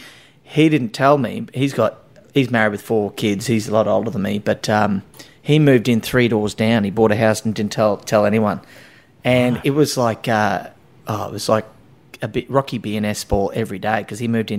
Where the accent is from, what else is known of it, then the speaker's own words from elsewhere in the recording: Rockhampton, Queensland, Australia; moved away as an adult; also born or lived in Brisbane / Sydney; now in Currumbin, Australia; when I grew up, I'm from Rockhampton, and I went to uni in Brisbane